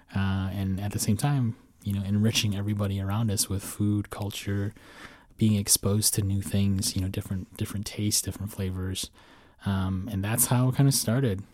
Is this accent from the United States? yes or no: yes; Midwest, United States; moved away as an adult; also born or lived in Chicago; now in Arlington, United States; first time living outside of the Midwest in my entire lifetime